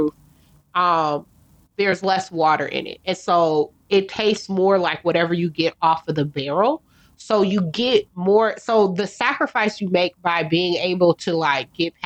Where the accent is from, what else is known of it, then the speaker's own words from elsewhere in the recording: United States; as an American